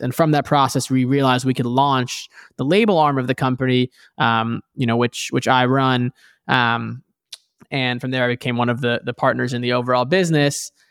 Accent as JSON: {"language": "English", "town": "New York City", "region": "New York", "country": "United States", "tie": "born or raised there", "moved": "yes", "lives_now": "Bay Area, California, United States", "said": "I grew up in New York City originally"}